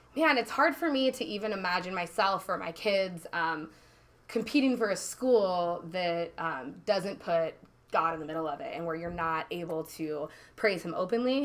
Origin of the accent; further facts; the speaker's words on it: Eugene, Oregon, United States; moved away as an adult; also born or lived in Idaho / San Diego, California; now in North County San Diego, United States; I'm actually from Eugene, Oregon